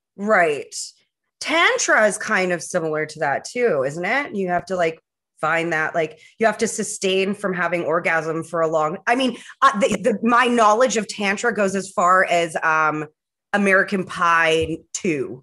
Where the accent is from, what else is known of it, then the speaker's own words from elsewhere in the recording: Vancouver, British Columbia, Canada; now in Ottawa, Canada; back home in Vancouver